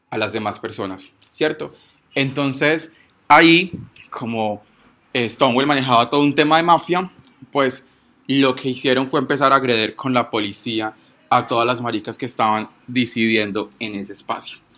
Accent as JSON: {"language": "Spanish", "town": "Pereira", "region": "Risaralda", "country": "Colombia", "said": "Tengo 22 años, soy de Puerto Caldas Pereira"}